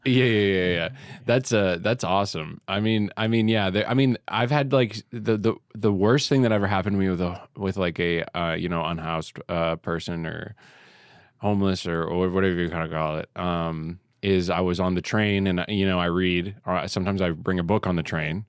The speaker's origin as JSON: {"language": "English", "country": "Canada", "moved": "yes", "lives_now": "New York, United States", "said": "I'm already Canadian."}